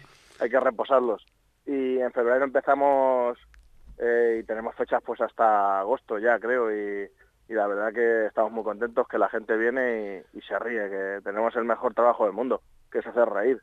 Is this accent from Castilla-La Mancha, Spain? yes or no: yes; Villarrobledo, Castilla-La Mancha, Spain; yo estoy implicado en mi pueblo